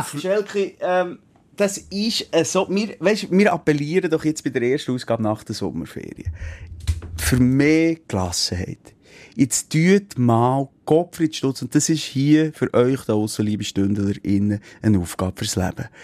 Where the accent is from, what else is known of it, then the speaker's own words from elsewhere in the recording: Switzerland; also born or lived in Bern; bei uns in der Schweiz